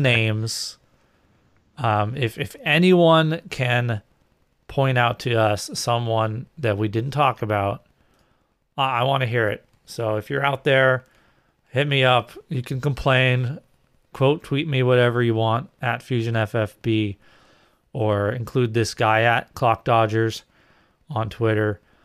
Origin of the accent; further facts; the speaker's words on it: New England, United States; I grew up in New England